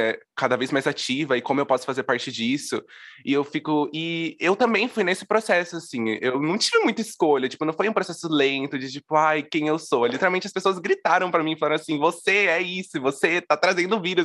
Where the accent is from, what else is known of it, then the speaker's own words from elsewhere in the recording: interior of São Paulo, Brazil; eu sou de uma cidade do interior de São Paulo